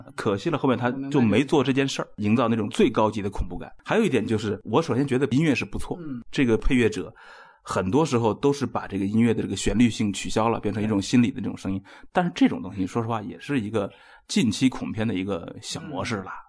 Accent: China; 我们中国人

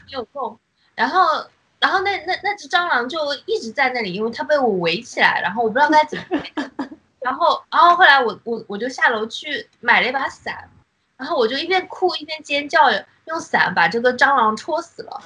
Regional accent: China; moved away as an adult; now in Japan; 他们没有发现我是中国人的话

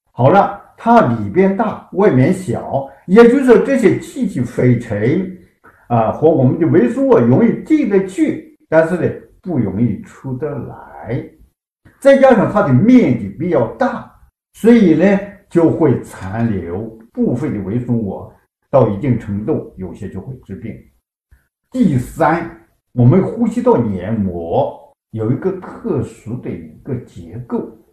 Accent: China; 体现了我们中国人民

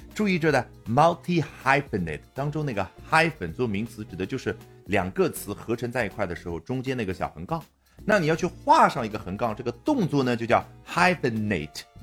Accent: China; 我们中国人可能会这样去表达

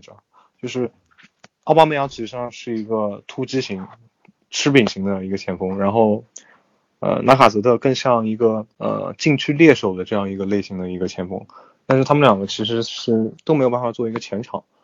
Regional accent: China; 我们作为中国人

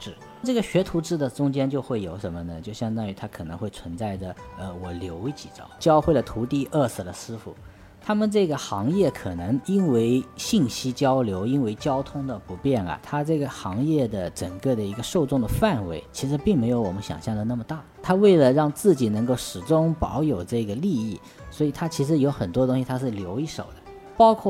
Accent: China; 地理啊，其实我们中国人对于地理最早叫禹贡九州。

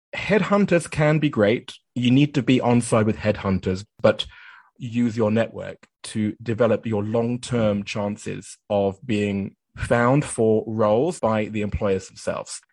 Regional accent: United Kingdom; moved away as an adult; also born or lived in Japan; I did some work in my home country. That was the UK

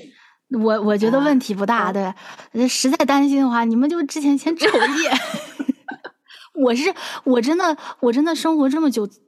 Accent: China; now in France; 我们中国人的名字经常是，就是后面会带，呃，它会有后鼻音

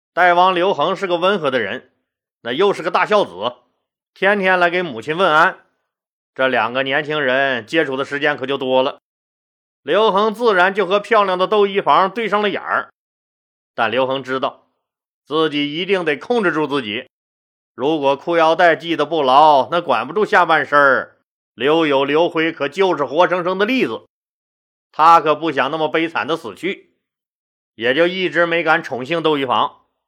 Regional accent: Northeast China, China; accent: Northeastern (Dongbei) dialect; 这撒嘛是我们东北话啊

